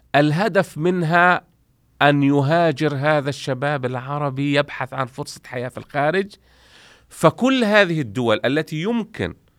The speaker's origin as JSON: {"language": "Arabic", "town": "Gaza", "region": "Gaza Strip", "country": "Palestine", "tie": "born or raised there", "also_born_or_lived": "Romania", "accent": "Palestinian", "moved": "as an adult", "said": "وهي مسقط رأسي نعم. وأنا من غزة"}